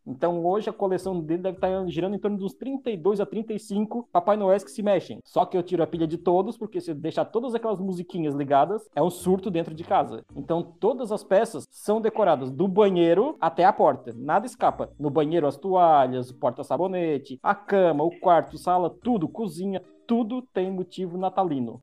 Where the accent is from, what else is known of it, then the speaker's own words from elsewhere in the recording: Santa Catarina, Brazil; eu moro em Criciúma, sou de Santa Catarina, sul do Brasil